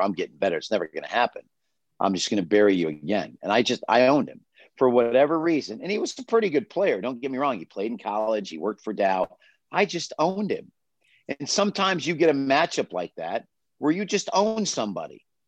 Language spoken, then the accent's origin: English; Midland, Michigan, United States; moved away as an adult; I was growing up in Midland, Michigan